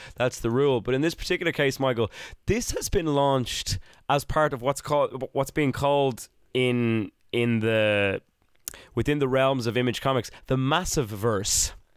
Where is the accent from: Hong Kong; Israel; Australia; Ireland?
Ireland; I was an Irish child in the nineties